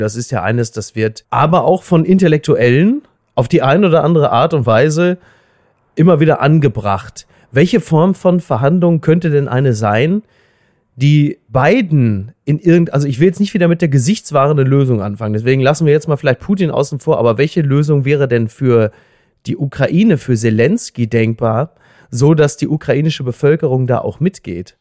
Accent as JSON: {"language": "German", "country": "Germany", "said": "als Deutscher"}